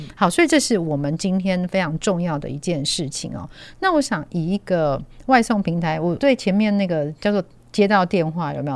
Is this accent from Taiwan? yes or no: yes; Taiwan; 以以我们台湾人来说